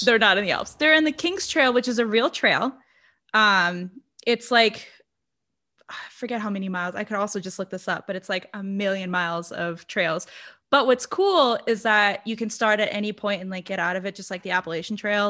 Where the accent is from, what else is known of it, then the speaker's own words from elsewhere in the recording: Brazil; English is a second language; i'm brazilian english is my second language